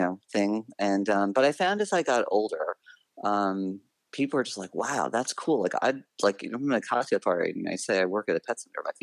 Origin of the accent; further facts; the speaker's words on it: Bronxville, New York, United States; I grew up in a small town called Bronxville, New York